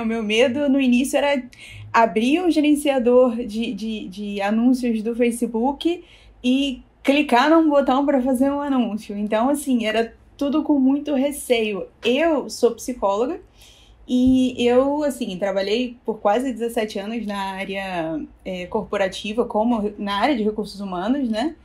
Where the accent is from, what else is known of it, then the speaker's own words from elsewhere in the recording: Rio de Janeiro, Brazil; eu sou do Rio, né, então a pet era aqui no Rio